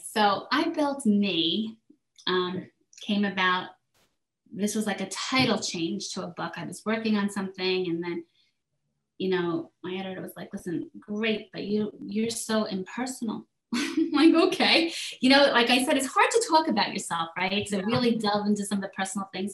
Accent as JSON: {"language": "English", "country": "South Korea", "tie": "born or raised there", "moved": "yes", "said": "I was raised in South Korea. My mother's Korean"}